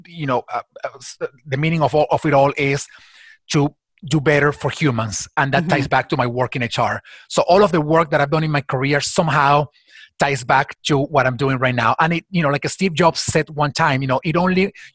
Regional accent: Venezuela; moved away as an adult; my country, my home country, or my birth country, Venezuela

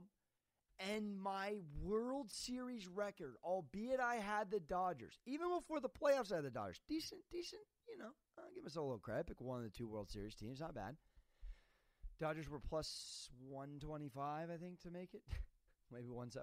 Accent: San Diego, California, United States; I'm from San Diego

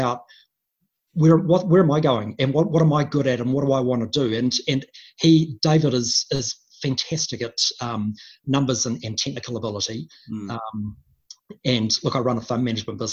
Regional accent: Wellington, New Zealand; moved away; my first 10 years of my life were, I grew up in Wellington

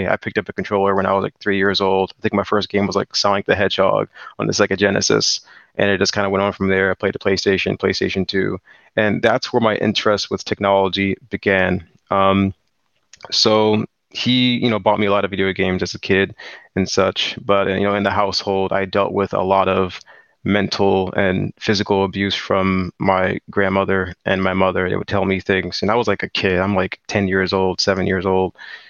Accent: Landover, Maryland, United States; So I was born and raised in Landover, Maryland, 1998. And I'm currently 23 years old.

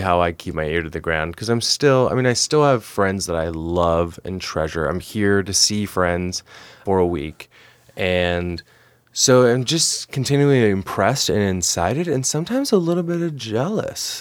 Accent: Oklahoma City, Oklahoma, United States; also born or lived in Great Falls, Montana / Billings, Montana; now in Montana, United States; I'm from Oklahoma City

